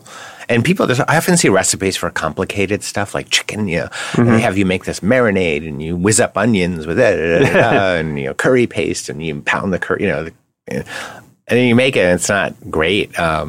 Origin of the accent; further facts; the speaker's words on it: Connecticut, United States; Well, New England is pretty straightforward. You know, New England cuisine is not fancy.